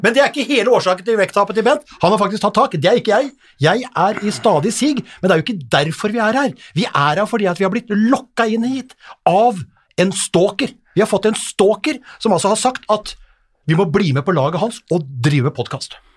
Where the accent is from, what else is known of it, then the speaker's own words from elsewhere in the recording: Hamar, Innlandet, Norway; also born or lived in Eide, Nordmøre / Ullern, Oslo; now in Oslo, Norway; Jeg er fra Eide på Nordmøre. Ble evakuert til Hamar i eh, tidlig alder.